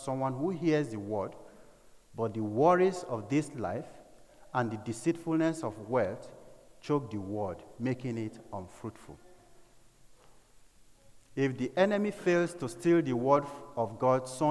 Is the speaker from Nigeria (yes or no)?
yes; north and Middle Belt of Nigeria, Nigeria; the north and middle belt part of Nigeria, where I come from